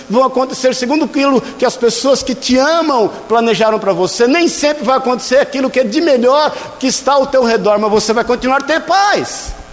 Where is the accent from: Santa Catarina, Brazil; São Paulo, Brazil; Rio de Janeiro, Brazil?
São Paulo, Brazil; Tem coisa que até hoje eu oro e falo, Senhor, como bom paulista, não estou entendendo.